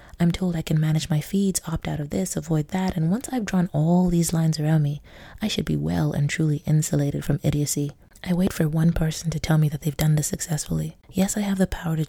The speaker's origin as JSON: {"language": "English", "country": "Nigeria", "moved": "yes", "lives_now": "Hong Kong", "said": "I'm Nigerian in Hong Kong"}